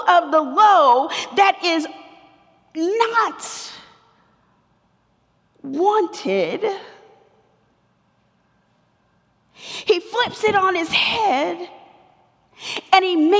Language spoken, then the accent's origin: English; Atlanta, Georgia, United States; I'm from Atlanta. I was born two blocks from here at what used to be Crawford Long Hospital